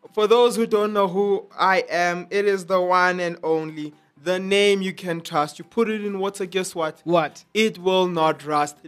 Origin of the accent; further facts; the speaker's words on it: South Africa; I am South African.